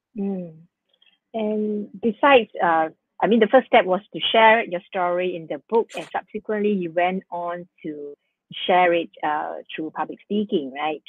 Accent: Singapore; we are very blessed uh, to be born and to be born and brought up in Singapore

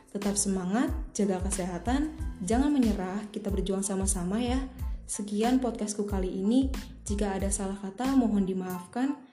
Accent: Jakarta, Indonesia; now in Lampung Selatan, Indonesia; umurku 18 tahun, lahir tanggal 24 Oktober 2002 asalku dari Jakarta.

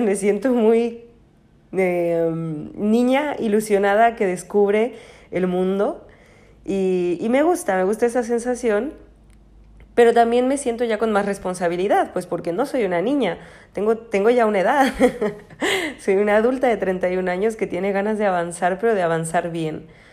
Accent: Mexico; also born or lived in Spain; now in Paris, France; nací y crecí en México, luego estuve en España 12 años

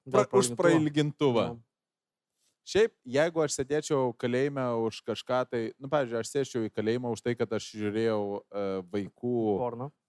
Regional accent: Lithuania; aš esu iš Fabų. Fabai yra tas rajonas

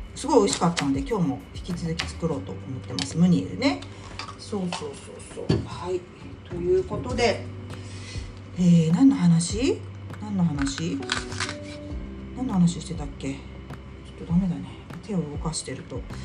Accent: Tokyo, Japan; 東京に住んでおりましたので東京出身なんでね

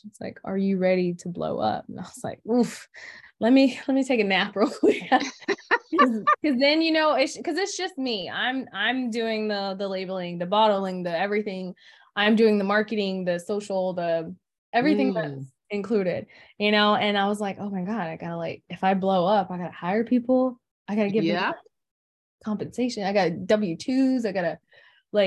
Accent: Florida, United States; moved away; I'm from Florida.

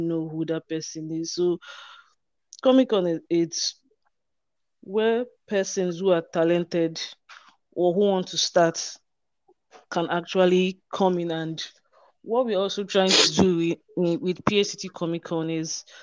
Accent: Rivers State, Nigeria; I'm from Rivers State, Nigeria.

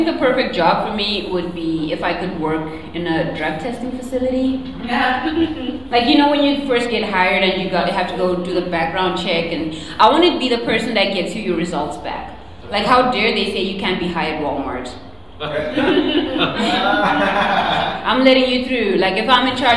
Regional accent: Zimbabwe; now in United States; I was born in a country called Zimbabwe, which is not South Africa or Nigeria.

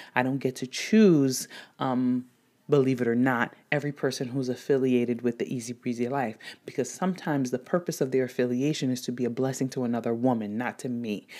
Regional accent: DR Congo; now in United States; growing up in Democratic Republic of Congo, at least before, um, migrating to the United States

